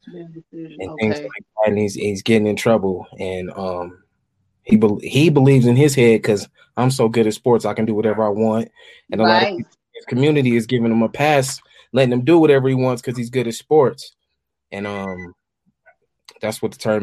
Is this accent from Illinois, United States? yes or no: no; Denver, Colorado, United States; I grew up in Montbello. That's a town in Denver, Colorado. That's where I'm from, Montbello.